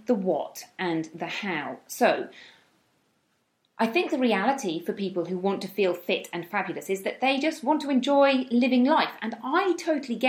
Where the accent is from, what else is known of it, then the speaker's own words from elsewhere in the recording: United Kingdom; moved away as an adult; now in Spain; I am from the UK, as you may be able to tell by my accent